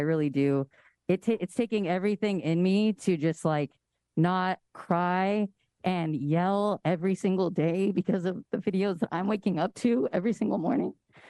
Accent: California, United States; as another Latinx person, as a queer and trans Latinx person born and raised in the Bay Area, I respect you being up there

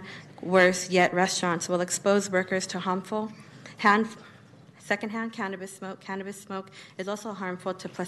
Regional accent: Sacramento, California, United States; born and raised in Del Paso Heights

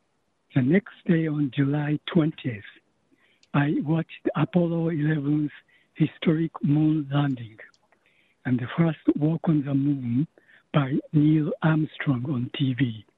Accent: Japan; English is a second language; moved away as an adult; now in San Francisco, United States; I was born and raised in Japan.

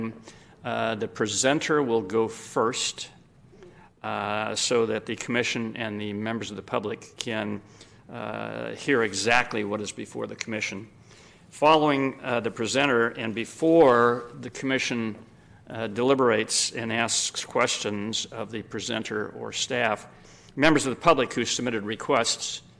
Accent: Sacramento, California, United States; also born or lived in Los Angeles; I was born and raised in Sacramento and have spent 66 of my 72 years here

